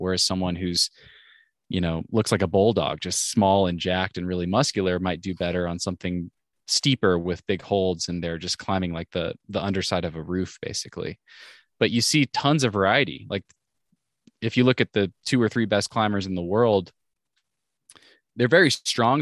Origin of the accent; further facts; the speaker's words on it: Washington, United States; moved away as an adult; also born or lived in Oregon; I grew up in Washington State